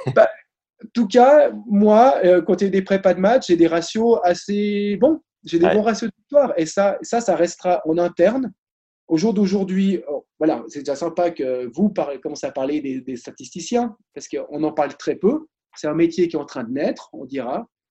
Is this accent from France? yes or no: no; Switzerland; Je suis suisse